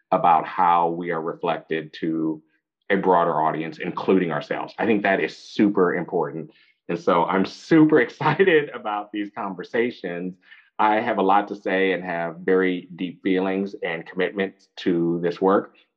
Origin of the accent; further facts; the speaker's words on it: San Francisco, California, United States; I'm a fourth generation San Franciscan.